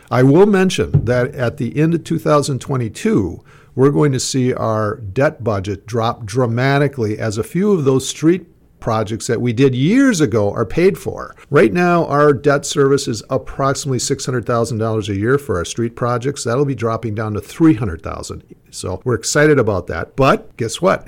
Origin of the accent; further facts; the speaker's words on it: Lake Pepin, Minnesota, United States; when I was a kid growing up in Lake Pepin